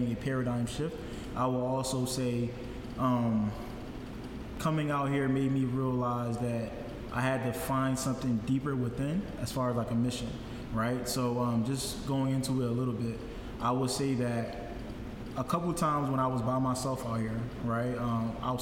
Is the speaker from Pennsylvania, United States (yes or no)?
yes; Philadelphia, Pennsylvania, United States; moved away as an adult; also born or lived in Liberia / Atlanta; now in Houston, United States; even though I was born in West Africa, a lot of my upbringing, 21 years of my upbringing, came from Philadelphia